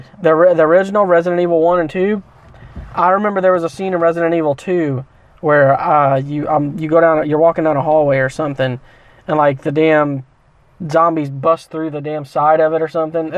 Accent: Midwest, United States; moved away; because I was from the Midwest, and when people talked about po' boy, let me tell you about this before we sign off here. When I first moved here, everyone started talking about these things fucking po' boys.

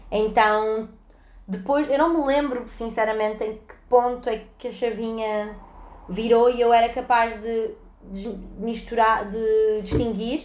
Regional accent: Lisbon, Portugal; born or raised there; accent: Lisbon; also born or lived in Salvador, Bahia, Brazil

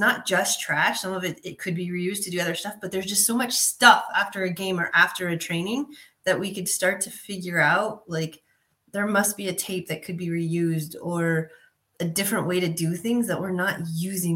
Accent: Southern California, United States; moved away as an adult; also born or lived in Europe; growing up in Southern California

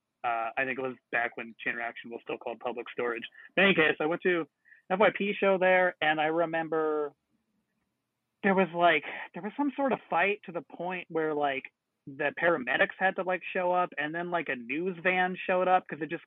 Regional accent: Huntington Beach, California, United States; growing up in Huntington Beach

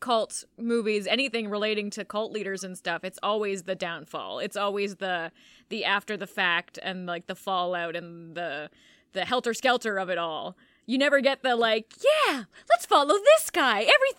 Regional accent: Canada; we're from Canada.

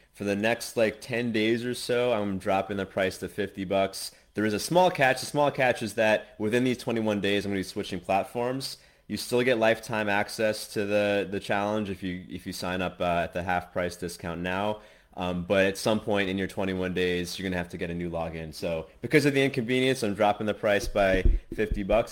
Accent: United States; moved away as an adult; now in Asia; I'm American, but I'm currently in Asia

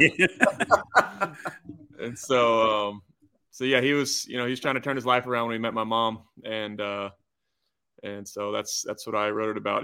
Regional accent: Georgia, United States; growing up in Georgia

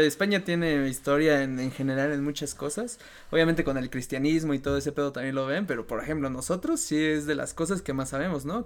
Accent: Mexico; así como yo, él es mexicano

